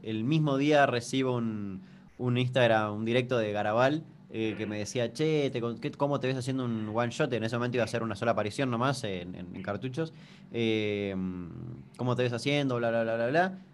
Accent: Chaco, Argentina; soy de Chaco

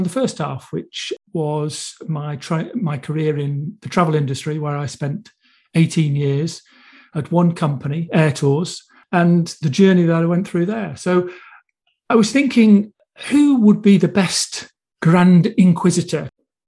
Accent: Buxton, East Midlands, United Kingdom; accent: Manchester; also born or lived in Manchester; I was born in Buxton, Derbyshire.

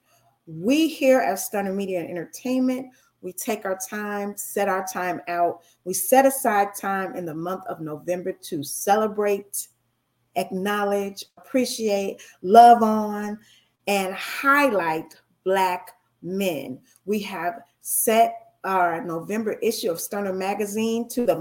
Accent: United States; I'm an American

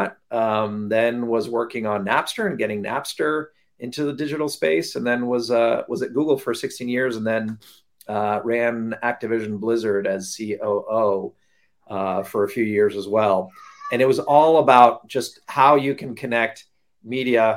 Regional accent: Toronto, Ontario, Canada; moved away; also born or lived in Mexico; I actually spent my formative years in Canada and Toronto

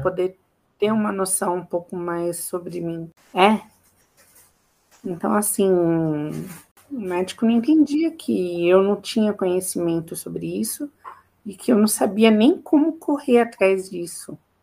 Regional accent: Campo Limpo Paulista, São Paulo, Brazil; eu nasci em São Paulo, só nasci em São Paulo, mas eu sempre morei em Campo Limpo Paulista

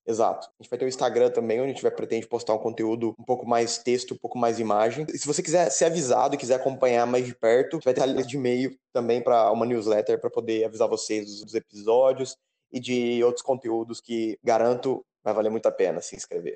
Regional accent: Terra Roxa, São Paulo, Brazil; moved away as an adult; also born or lived in Lavras; now in Italy; eu sou nascido em Terra Roxa, interior de São Paulo

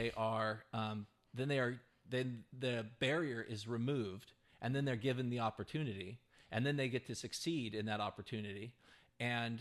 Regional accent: United States; as an American

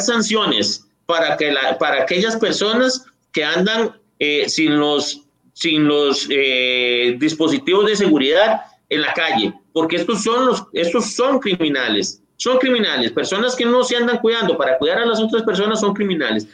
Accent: Costa Rica; somos los costarricenses

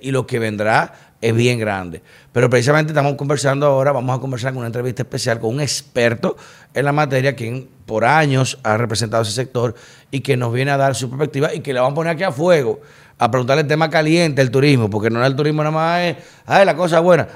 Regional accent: Dominican Republic; yo como dominicano

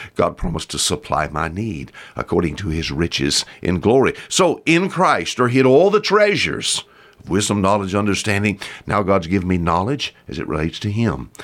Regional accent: Bon Secour River, Alabama Gulf Coast, United States; I was raised on the Bonsuku River here

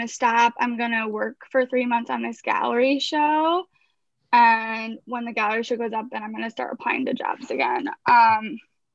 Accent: Chicago, Illinois, United States; now in Brooklyn, United States; I grew up in Chicago in an Israeli American family

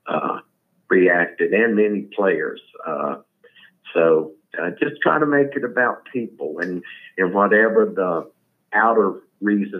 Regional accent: Kannapolis, North Carolina, United States; moved away as an adult; also born or lived in Washington, D.C. / Mooresville, North Carolina; I grew up in a little cotton mill town about 20 miles from here, Kannapolis, but here I am back in North Carolina.

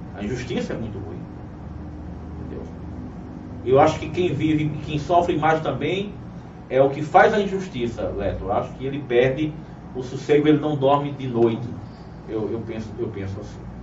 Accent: Cajazeiras, Paraíba, Brazil; also born or lived in Uiraúna; Sou paraibano, sou de Cajazeiras

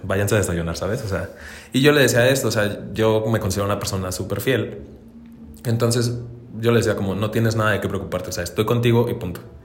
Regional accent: Dolores Hidalgo, Guanajuato, Mexico; now in Celaya, Mexico; soy de Dolores Hidalgo, Alucuna de la Independencia ah. Nacional Guanajuato

